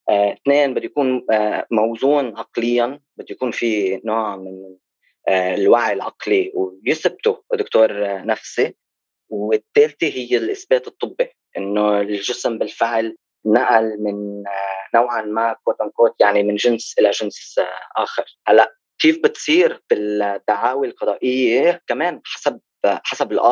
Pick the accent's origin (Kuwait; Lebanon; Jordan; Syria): Lebanon; بس بتلاقي بلبنان عندنا ثقافه انه في كتير ناس بتنجبر